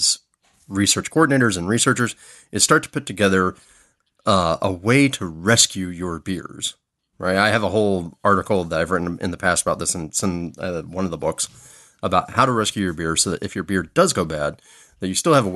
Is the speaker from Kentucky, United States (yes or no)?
no; Florida, United States; now in Southern California, United States; my home state of Florida